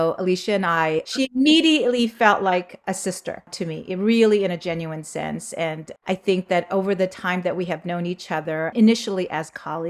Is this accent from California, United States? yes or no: yes; Los Angeles, California, United States; also born or lived in South Korea; I grew up in Southern California, Los Angeles area. Came in 1980 when I was 8 years old